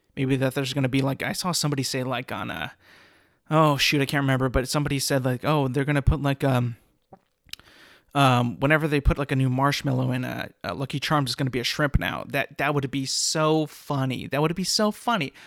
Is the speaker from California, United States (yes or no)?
yes; California, United States; I'm from California, and I went to Fresno State